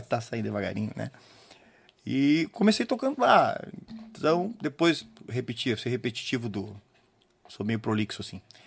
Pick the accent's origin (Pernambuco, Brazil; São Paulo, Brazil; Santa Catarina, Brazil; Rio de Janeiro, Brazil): Santa Catarina, Brazil; Campina da Alegria; born or raised there; now in Guaíba, Brazil